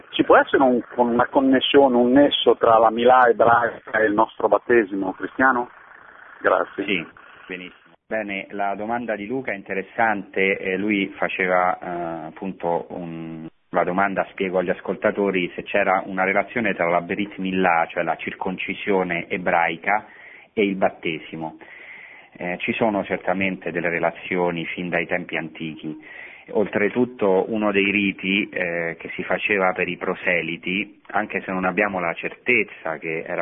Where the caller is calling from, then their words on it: Bologna, Emilia-Romagna, Italy; siamo da Bologna.